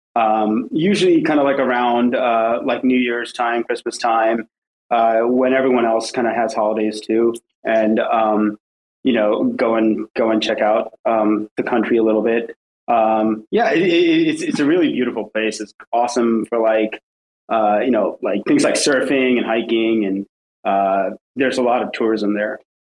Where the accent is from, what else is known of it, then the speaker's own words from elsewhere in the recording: New Jersey, United States; also born or lived in Southampton, United Kingdom; now in New York City, United States; then we moved to New Jersey, and that's kind of where I grew up most of my life, most of my child, most of my childhood, uh, going to middle school mm. and uh, high school